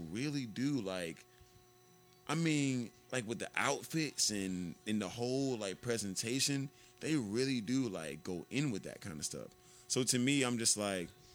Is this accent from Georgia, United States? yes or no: yes; Atlanta, Georgia, United States; I'm from Atlanta